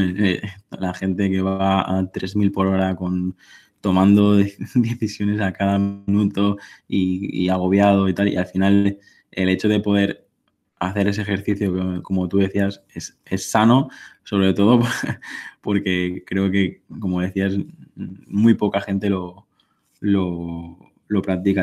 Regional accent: Mallorca, Balearic Islands, Spain; yo vivo en, en Mallorca, soy, soy mallorquín

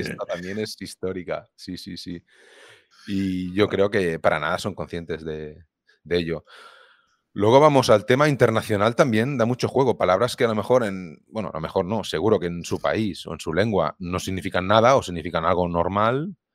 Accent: Viladecans, Catalonia, Spain; yo soy de Vila de cerca de Barcelona

